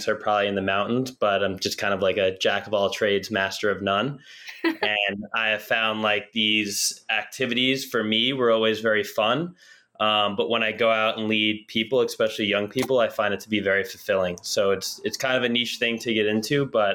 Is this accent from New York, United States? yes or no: no; New Jersey, United States; I grew up in New Jersey